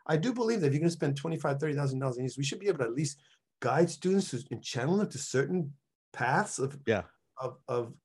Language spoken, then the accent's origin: English; New York City, New York, United States; moved away; also born or lived in Cayey, Puerto Rico; I came from the South Bronx